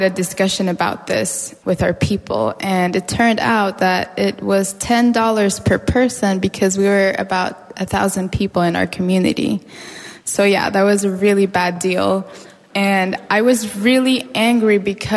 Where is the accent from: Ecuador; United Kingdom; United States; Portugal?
Ecuador; Ecuadorian Amazon; I grew up in the Ecuadorian Amazon with my mother's family, my grandmother, my grandfather.